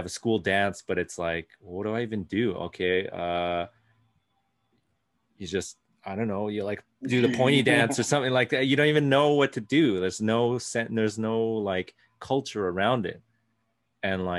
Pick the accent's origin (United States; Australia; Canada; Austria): Canada; my whole life growing up in Canada